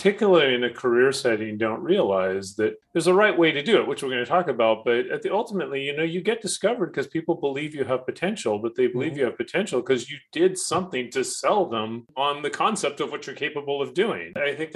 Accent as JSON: {"language": "English", "town": "Seattle", "region": "Washington", "country": "United States", "moved": "as an adult", "said": "I'm from Seattle"}